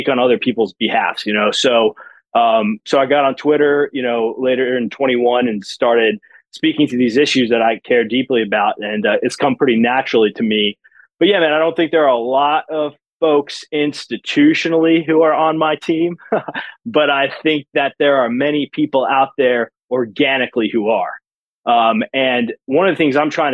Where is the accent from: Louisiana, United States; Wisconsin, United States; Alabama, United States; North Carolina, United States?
North Carolina, United States; Matthews; moved away as an adult; now in Louisville, United States; my hometown of Matthews, North Carolina